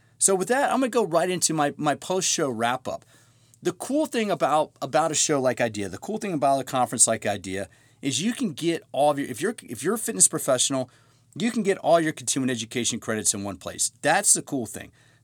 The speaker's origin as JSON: {"language": "English", "area": "Montgomery County", "region": "Maryland", "country": "United States", "tie": "born or raised there", "moved": "as an adult", "said": "Kevin Plank and I grew up in Montgomery County"}